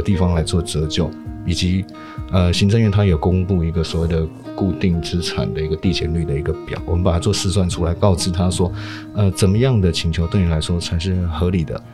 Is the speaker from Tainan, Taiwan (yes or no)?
no; Miaoli County, Taiwan; 这个事情其实发生在我的家乡，就是苗栗啊